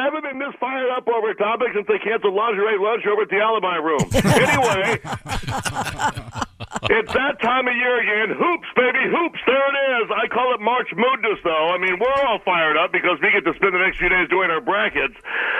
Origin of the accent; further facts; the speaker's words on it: Phoenix, Arizona, United States; I'm from Phoenix. We just landed.